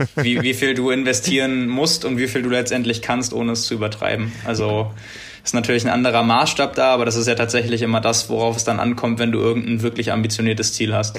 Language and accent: German; Hamburg / Northern Germany, Germany; wir als Hamburger oder Norddeutsche